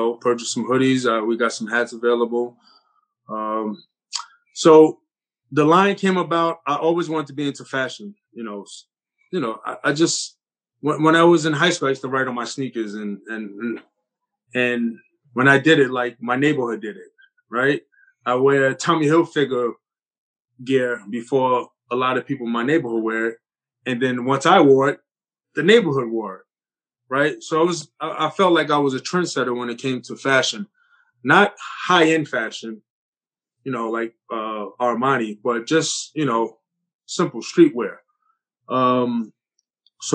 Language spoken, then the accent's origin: English; New York City, New York, United States; growing up in Coney Island, New York City, playing basketball